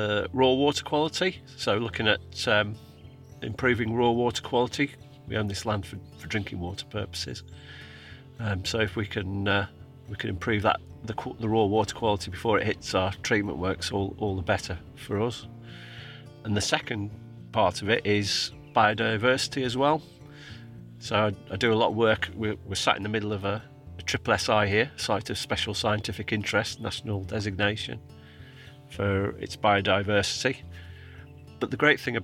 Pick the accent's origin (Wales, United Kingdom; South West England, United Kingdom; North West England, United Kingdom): North West England, United Kingdom; Cumbria; moved away as an adult; also born or lived in Oxfordshire / Cheshire / Lancashire; I'm from Cumbria originally. After I left school, went and worked on a farm down in Oxfordshire